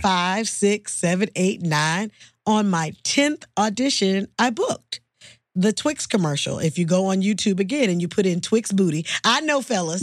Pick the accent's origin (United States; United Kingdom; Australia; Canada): United States; Oakland, California; moved away as an adult; also born or lived in Los Angeles, California; I'm from the Bay Area, Oakland, California